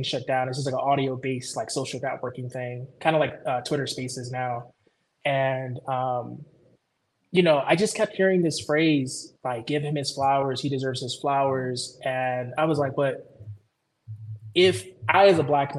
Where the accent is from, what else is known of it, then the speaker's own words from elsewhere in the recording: Chicago, Illinois, United States; moved away; also born or lived in Georgia / Ohio; born and raised in Chicago